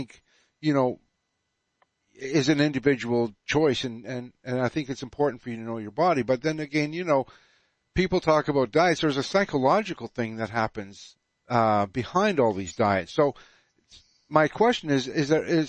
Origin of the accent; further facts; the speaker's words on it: Canada; I'm Canadian.